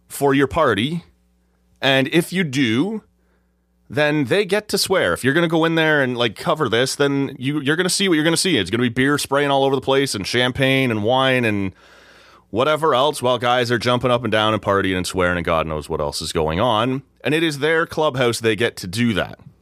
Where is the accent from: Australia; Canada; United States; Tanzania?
Canada; Oshawa, Ontario; moved away; that's my hometown. That's where I grew up